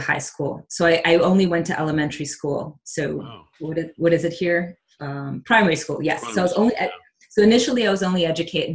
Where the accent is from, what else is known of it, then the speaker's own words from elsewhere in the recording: Chicago, Illinois, United States; English is a second language; also born or lived in Porto Alegre, Brazil; Growing up in Chicago was okay